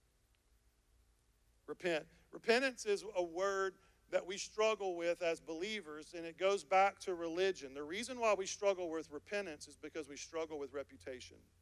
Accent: United States; I am an American believer

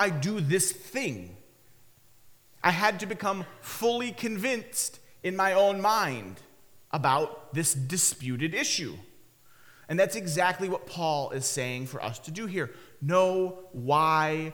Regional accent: Michigan, United States; When Haley, my wife Haley, and I were growing up in Michigan, we lived in a part of Michigan

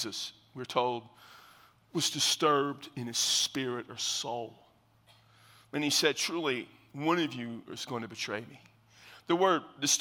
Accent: South Texas, United States; I am from South Texas, and my mama's mom was an unbelievable country cook

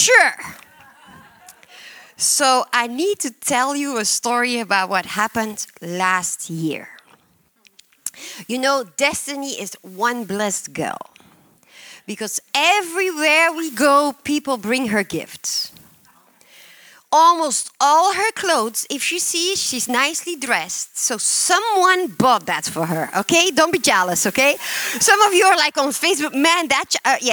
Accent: Belgium; English is a second language; I am from Belgium

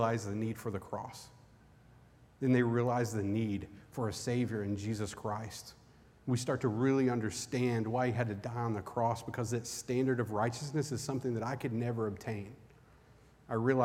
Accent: Eastern Kentucky, United States; I grew up in Eastern Kentucky.

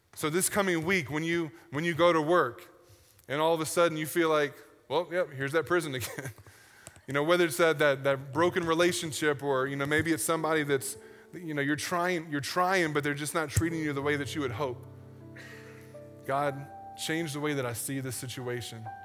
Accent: United States; as an American

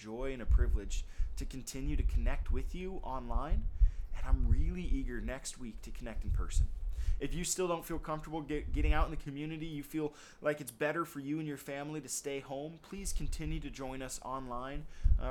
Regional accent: United States; we live as American citizens

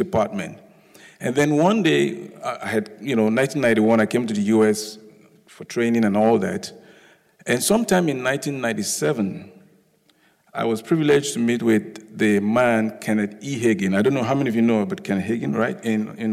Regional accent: Lagos, Nigeria; also born or lived in United Kingdom; now in United States; I'm originally from Lagos, Nigeria. I was born there. I schooled there, then schooled in the UK, and then schooled in the US.

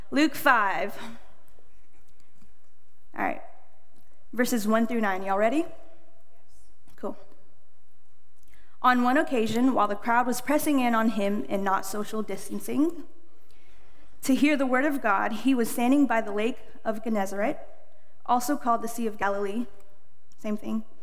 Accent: Indonesia; born there; Hello, I am I'm 26 years old. I was born in Indonesia, but raised everywhere.

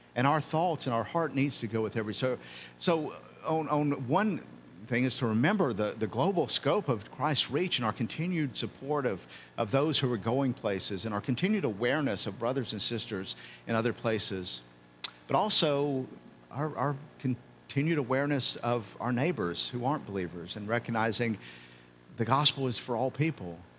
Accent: United States; as an American

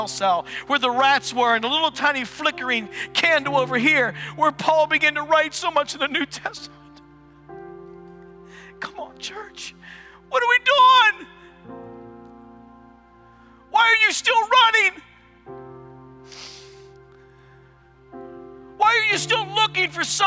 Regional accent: United States; I'm an American, but I'm following the kingdom of God

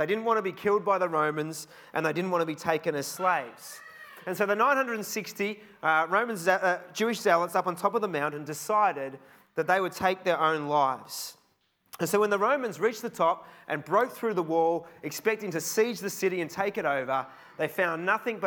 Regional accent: Australia; I'm from Australia

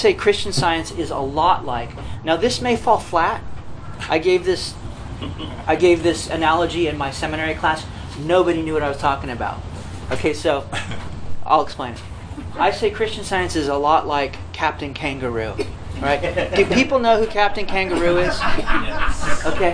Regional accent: Los Angeles, California, United States; I was born in Griffith Park, California

